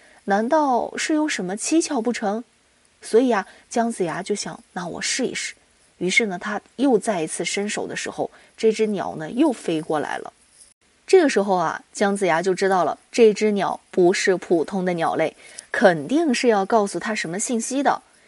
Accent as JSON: {"language": "Chinese", "country": "China", "said": "我们中国人吃饭啊，跟外国人最大的不同就是我们用筷子，"}